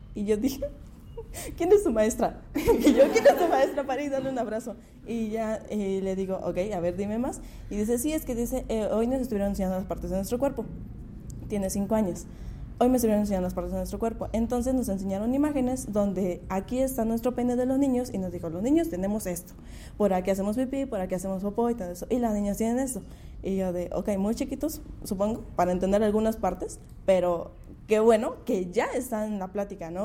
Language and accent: Spanish; Mixteca, Mexico; now in Valles Centrales, Mexico; soy de la Mixteca, pero ya hace unos años vivo acá en Valles Centrales